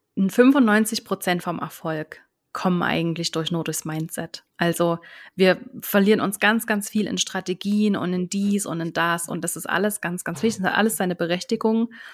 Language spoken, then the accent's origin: German; near Chemnitz, Saxony, Germany; moved away as an adult; now in Switzerland; ich lebe in der Schweiz, bin aber ursprünglich aus Deutschland, bin ursprünglich aus der Nähe von Chemnitz und bin aber jetzt schon seit zwölf Jahren in der Schweiz